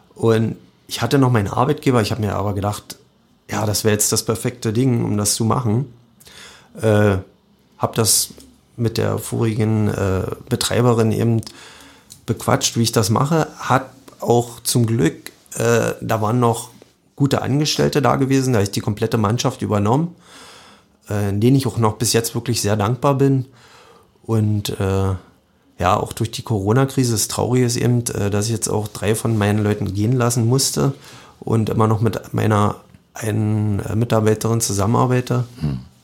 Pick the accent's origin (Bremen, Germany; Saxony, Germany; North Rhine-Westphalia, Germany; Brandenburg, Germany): Brandenburg, Germany; Radewiese; also born or lived in Cottbus; Ich bin aus Radewiese, das ist ein ganz kleines Dorf zwischen Jenschwalde und und Heinersbrück, bin da geboren, äh, wohne da immer noch